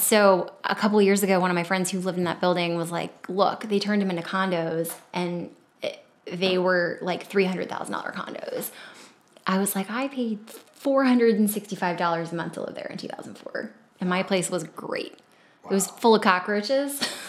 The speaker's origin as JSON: {"language": "English", "town": "Crofton", "region": "Maryland", "country": "United States", "tie": "born or raised there", "also_born_or_lived": "Baltimore", "said": "Yeah. Okay, so I grew up in a suburban town called Crofton, Maryland. So Crofton is located directly between Baltimore and D.C."}